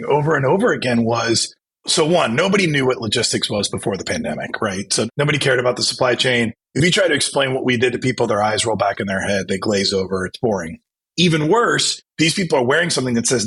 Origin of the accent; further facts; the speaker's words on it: Ohio, United States; also born or lived in Chicago; now in South Jersey, United States; growing up in Ohio and moving to Chicago